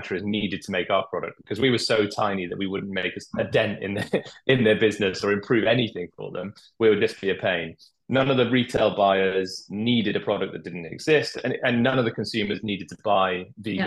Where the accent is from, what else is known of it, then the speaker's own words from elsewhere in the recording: Wales, United Kingdom; I'm Welsh